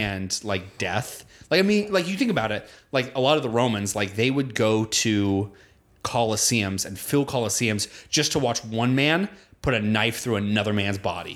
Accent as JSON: {"language": "English", "country": "United States", "tie": "born or raised there", "said": "growing up in America"}